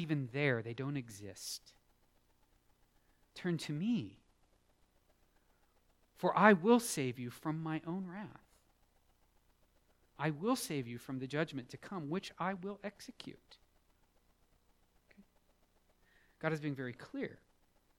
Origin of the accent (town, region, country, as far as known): United States